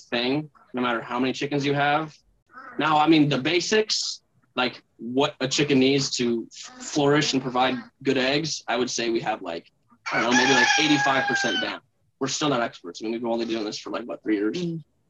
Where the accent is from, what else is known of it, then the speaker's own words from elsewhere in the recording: Minnesota, United States; moved away as an adult; also born or lived in Oklahoma; I'm from Minnesota